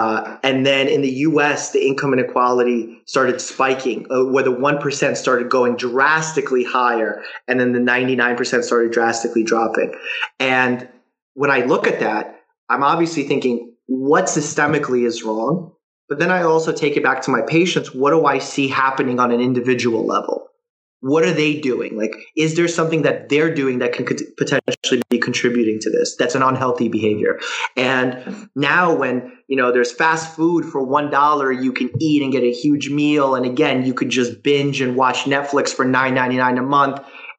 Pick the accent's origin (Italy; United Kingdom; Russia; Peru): Russia; Because I came from Russia where we escaped that kind of thinking, where you're forced to give labor to someone else and you can't change your job and you can't rise amongst the ranks.